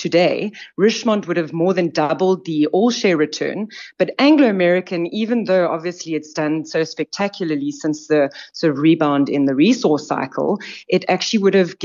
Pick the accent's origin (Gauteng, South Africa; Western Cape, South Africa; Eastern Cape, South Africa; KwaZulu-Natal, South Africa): Eastern Cape, South Africa; I'm an Eastern Cape girl. I grew up in the country in the Eastern Cape